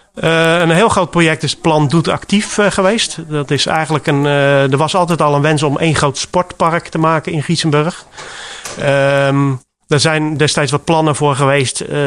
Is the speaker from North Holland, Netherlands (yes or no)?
no; Rotterdam, South Holland, Netherlands; moved away as an adult; now in Giessenburg, Netherlands; Ik kom oorspronkelijk uit Rotterdam. En ik ben eh, op mijn achttiende jaar hier terechtgekomen.